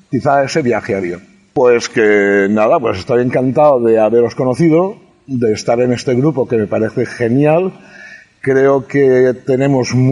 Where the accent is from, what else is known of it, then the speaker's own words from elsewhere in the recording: Estivella, Valencian Community, Spain; Vivía al aire libre, yo soy de Estivella, no soy del puerto. Entonces, claro, es un pueblo pequeño donde todas las casas estaban siempre abiertas